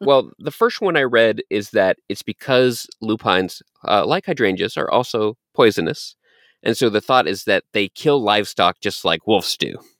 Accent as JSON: {"language": "English", "region": "Texas", "country": "United States", "tie": "born or raised there", "said": "I was born in Texas"}